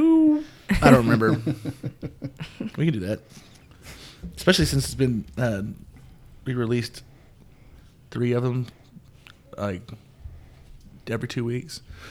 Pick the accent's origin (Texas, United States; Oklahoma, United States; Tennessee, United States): Oklahoma, United States; Midwest City; 17 days before that, Midwest City Hospital, I arrived.